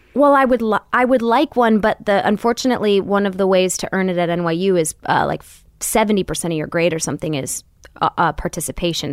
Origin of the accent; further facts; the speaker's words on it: Royal Oak, Michigan, United States; moved away; also born or lived in California; was growing up in Royal Oak, Michigan